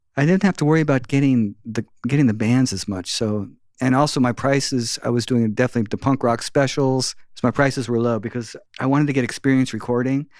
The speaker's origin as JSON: {"language": "English", "area": "South Bay", "region": "California", "country": "United States", "tie": "born or raised there", "said": "I grew up in the South Bay"}